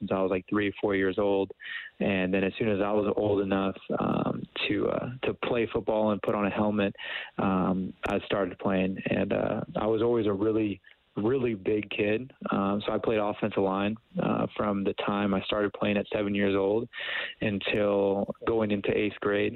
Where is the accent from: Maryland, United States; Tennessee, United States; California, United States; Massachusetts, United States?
California, United States; Camarillo; moved away as an adult; also born or lived in Calgary, Canada; growing up in Camarillo was great